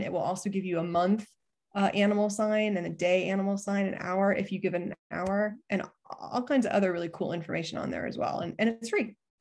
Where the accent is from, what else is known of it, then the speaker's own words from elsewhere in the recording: Ohio, United States; I grew up in Ohio